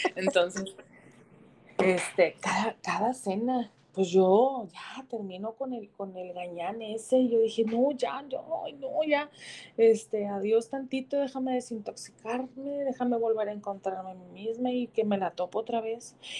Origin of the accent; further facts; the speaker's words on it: Mexico; yo como mamá mexicana